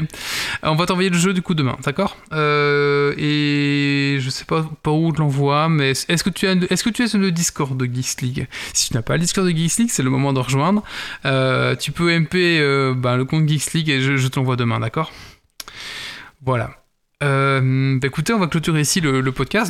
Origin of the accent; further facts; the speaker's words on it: Belgium; notre beau royaume